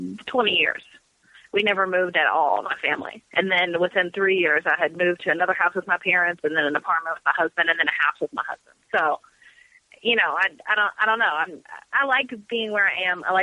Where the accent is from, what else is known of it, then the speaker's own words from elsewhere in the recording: Louisville, Kentucky, United States; I was born and raised here